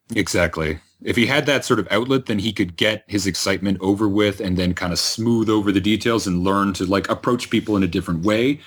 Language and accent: English; Georgetown, Ontario, Canada; My hometown at Georgetown in Ontario